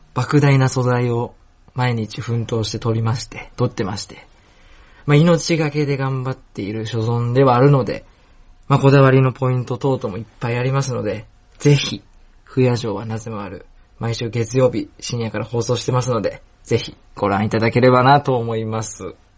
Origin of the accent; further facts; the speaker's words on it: Osaka, Japan; moved away; 大阪の飛び出新町の近く